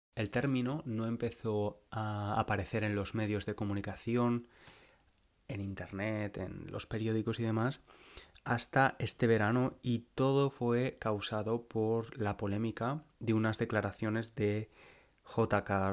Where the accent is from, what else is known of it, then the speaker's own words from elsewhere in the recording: Valencia, Valencian Community, Spain; moved away as an adult; now in London, United Kingdom; Valencia, a mi ciudad natal, a la ciudad donde nací y crecí